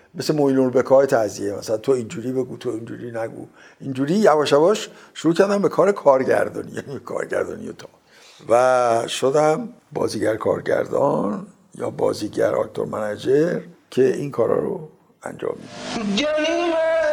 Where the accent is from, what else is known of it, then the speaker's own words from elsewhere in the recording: Tehran, Tehran Province, Iran; من در تهران متولد شدم